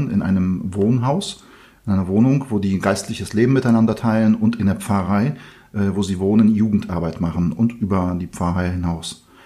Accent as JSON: {"language": "German", "country": "Poland", "second_language": "German", "said": "sondern in Polen, in meiner Heimat. Ich habe meine Schwester besucht, die in der Nähe von Danzig wohnt, in Sopot."}